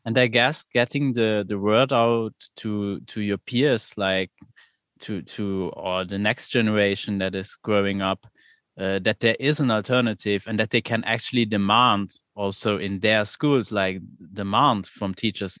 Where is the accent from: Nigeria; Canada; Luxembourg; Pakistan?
Luxembourg; I'm from Luxembourg and there is no democratic school in Luxembourg